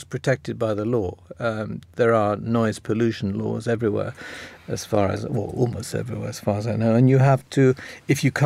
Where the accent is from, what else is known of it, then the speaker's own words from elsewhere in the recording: Wales, United Kingdom; I'm Welsh, not English